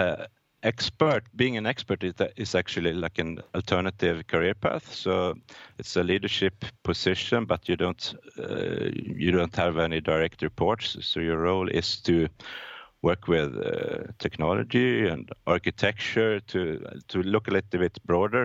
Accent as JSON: {"language": "English", "town": "Norrköping", "region": "Östergötland", "country": "Sweden", "tie": "born or raised there", "also_born_or_lived": "Gothenburg, Sweden", "said": "I'm born in Gothenburg, Sweden, but I grew up in a mid-sized town called Norrköping, in a bit south of Stockholm, Sweden."}